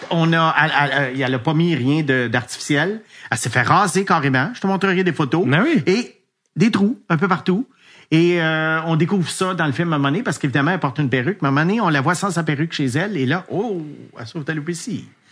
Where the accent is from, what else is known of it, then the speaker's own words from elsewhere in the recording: Quebec, Canada; je suis québécois